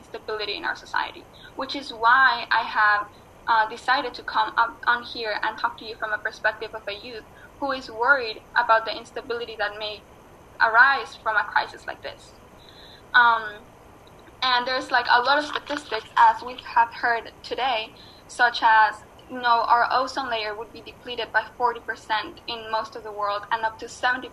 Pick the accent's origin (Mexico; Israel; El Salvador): Mexico; moved away; also born or lived in New York City; I was born in Mexico and I was raised as part of the Otomi Toltec indigenous philosophy and indigenous peoples